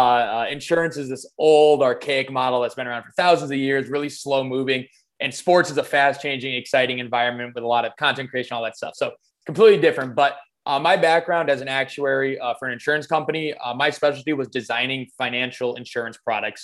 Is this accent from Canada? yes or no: no; Midwest United States, United States; I'm from the Midwest United States